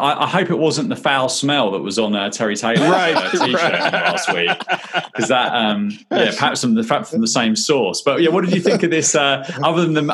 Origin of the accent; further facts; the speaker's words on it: Croydon, London, United Kingdom; I'm from Croydon